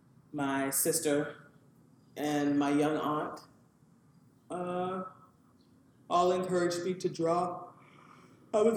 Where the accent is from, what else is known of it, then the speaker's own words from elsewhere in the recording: Southern California, United States; moved away as an adult; also born or lived in Houston, Texas / New York City / Cambridge, Massachusetts; now in New Haven, United States; I grew up in Southern California